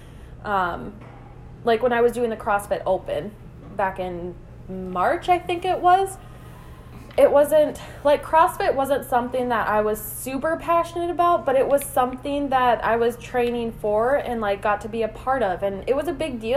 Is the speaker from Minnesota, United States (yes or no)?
yes; Iron Range, Minnesota, United States; accent: Minnesota; I'm from the Iron Range, so there's not much to do there, but they do have, like, a disc golf course, and that's what we would do. We would just go there, because we were 17 at the time